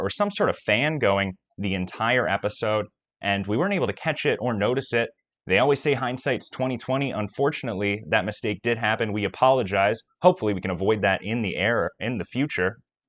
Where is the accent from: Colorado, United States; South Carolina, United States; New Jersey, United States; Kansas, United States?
Kansas, United States; Manhattan; moved away; I had spent the weekend back in my hometown, Manhattan, Kansas